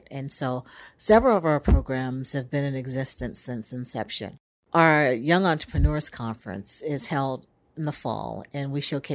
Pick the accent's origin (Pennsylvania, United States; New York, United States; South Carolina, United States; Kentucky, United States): South Carolina, United States; Charleston; I grew up in Charleston, South Carolina, was where I was born